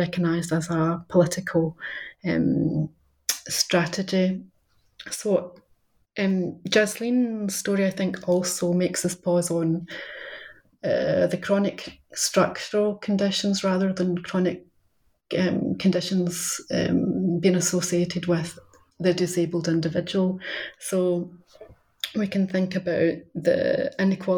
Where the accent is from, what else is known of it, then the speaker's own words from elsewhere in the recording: Scotland, United Kingdom; moved away as an adult; also born or lived in London; somebody who returned to Scotland in the end of 2015 after the independence referendum, and so moving from that sort of generically Scottish person in London